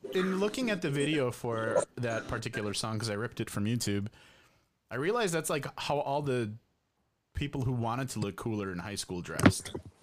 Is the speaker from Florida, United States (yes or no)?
no; Addison, Illinois, United States; Addison Trail High School in Addison, Illinois, everybody. My hometown